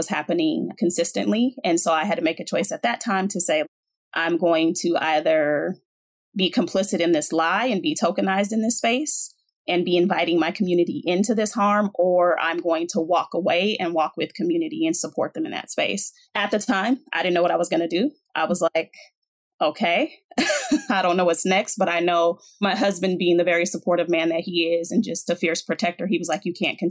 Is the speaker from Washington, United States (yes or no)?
yes; Seattle, Washington, United States; I was born and raised in Seattle, Washington